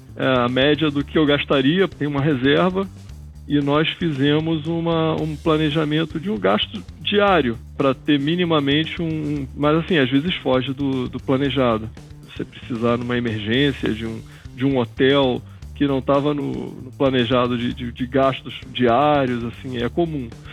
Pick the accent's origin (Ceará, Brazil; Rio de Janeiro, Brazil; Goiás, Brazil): Rio de Janeiro, Brazil; Eu sou carioca, nasci no Rio de Janeiro